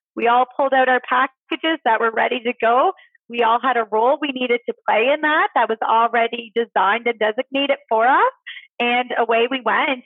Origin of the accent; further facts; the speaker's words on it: Nova Scotia, Canada; moved away; originally, I am from Nova Scotia